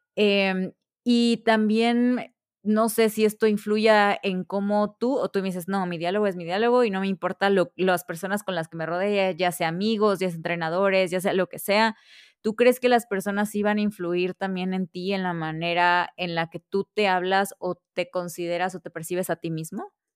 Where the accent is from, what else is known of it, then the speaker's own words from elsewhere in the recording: Veracruz, Mexico; Yo soy de Veracruz